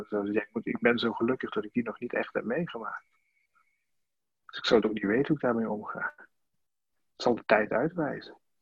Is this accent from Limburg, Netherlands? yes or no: yes; Sittard, Limburg, Netherlands; moved away as an adult; also born or lived in Amsterdam; ik kom uit Sittard vandaan. En, in Sittard daar ben ik geboren als, uh, als mijnwerkerszoon